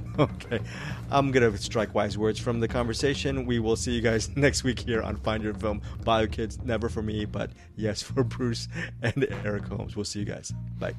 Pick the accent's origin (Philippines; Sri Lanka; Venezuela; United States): Philippines; I'm Filipino. I, I love my people